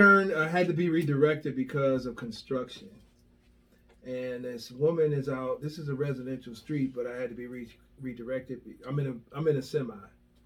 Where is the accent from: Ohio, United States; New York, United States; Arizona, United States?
Ohio, United States; Cleveland; I'm from Cleveland.